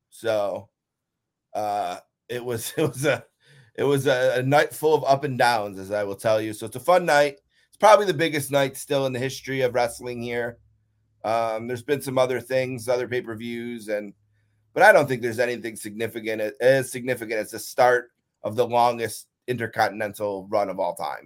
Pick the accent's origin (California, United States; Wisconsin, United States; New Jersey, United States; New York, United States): New York, United States; Buffalo; it's my hometown, you know, born and raised here